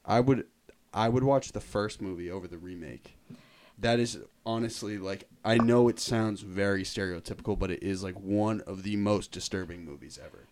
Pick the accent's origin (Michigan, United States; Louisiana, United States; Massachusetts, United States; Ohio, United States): Massachusetts, United States; Lincoln; I grew up in Lincoln